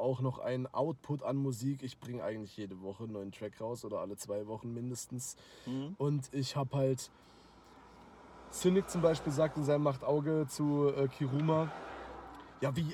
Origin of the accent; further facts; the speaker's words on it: Karlsruhe, Baden-Württemberg, Germany; ich komme halt aus Karlsruhe